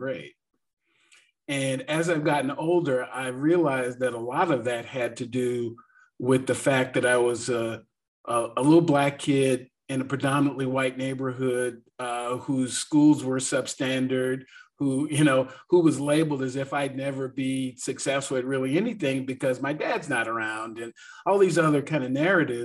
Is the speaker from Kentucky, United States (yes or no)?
no; Seattle, Washington, United States; moved away as an adult; also born or lived in Atlanta area; now in Atlanta, United States; I was born in Seattle, Washington